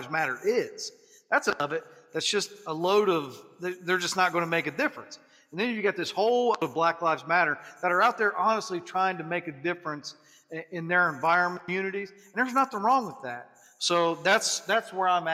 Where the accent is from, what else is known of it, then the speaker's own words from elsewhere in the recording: Appalachian Ohio, United States; I'm from Appalachian, Ohio